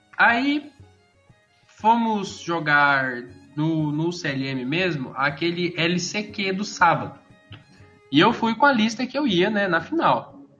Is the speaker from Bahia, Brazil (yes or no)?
no; Campinas, São Paulo, Brazil; sou de Campinas